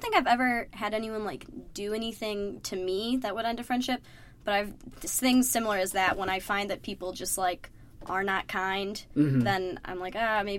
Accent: Dearborn, Michigan, United States; moved away; I'm from Dearborn, Michigan. It's a suburb okay. of Detroit.

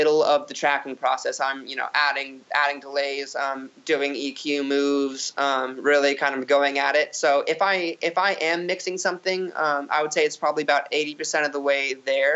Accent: Phoenix, Arizona, United States; I'm from Phoenix

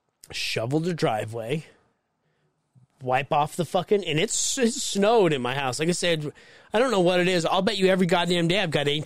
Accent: Mexico; now in United States; It's because I was raised in Mexico and they didn't have snow.

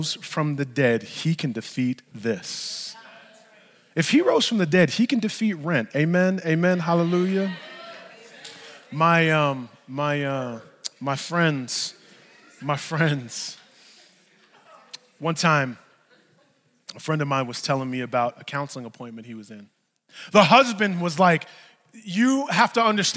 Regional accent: New York, United States; I'm from New York

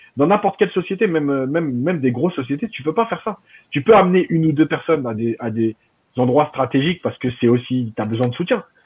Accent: Algeria; chez nous en Algérie

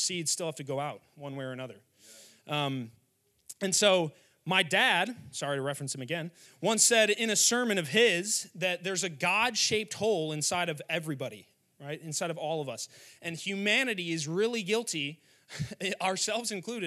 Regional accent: Wheaton, Illinois, United States; went to a high school in my hometown called Wheaton Academy

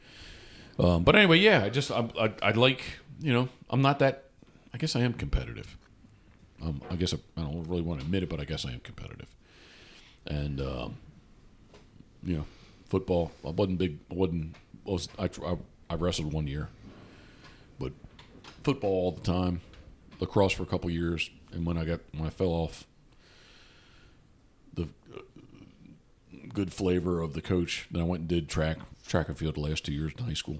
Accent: Havre de Grace, Maryland, United States; I was born in Havre de Grace, Maryland, the self-proclaimed decoy capital of the world

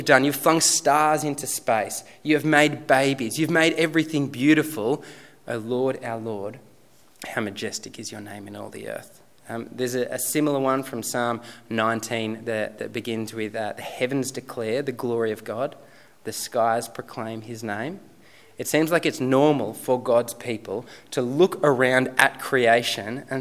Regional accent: Sutherland Shire, New South Wales, Australia; moved away as an adult; now in Robertson, Australia; I grew up in the Sutherland Shire

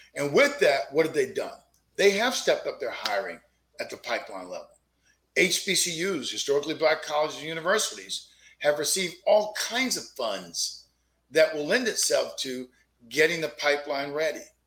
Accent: Fort Pierce, Florida, United States; It all started in a little old neighborhood in the projects of a southeast town called Fort Pierce, Florida

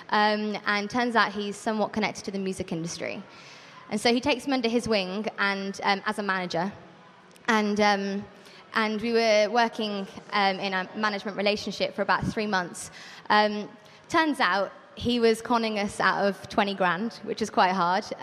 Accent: Birmingham, West Midlands, United Kingdom; moved away as an adult; now in Brighton, United Kingdom; Um, I am from Birmingham. I don't sound like it. Um, but I moved down to Brighton about four years ago um, to study songwriting at BIMM, um, and I stayed there in Brighton.

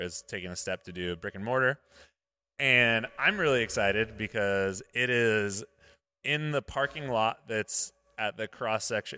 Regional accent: Modesto, California, United States; Modesto, my hometown.

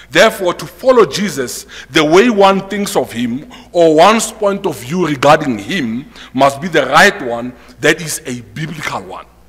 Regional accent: South Africa; as a South African

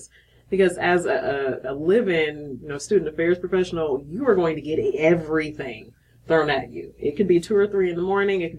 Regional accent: Akron, Ohio, United States; moved away; also born or lived in Georgia / Tennessee; Originally from Akron, Ohio

